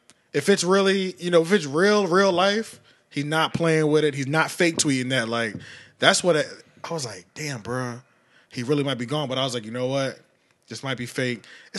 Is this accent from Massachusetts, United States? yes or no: no; King of Prussia, Pennsylvania, United States; I tell everybody I'm from Philly, but that's just because if I told you where I was really from, you wouldn't know. You wouldn't know. I'm 17 minutes from Philly. You know what I'm saying? King of Prussia, Pennsylvania.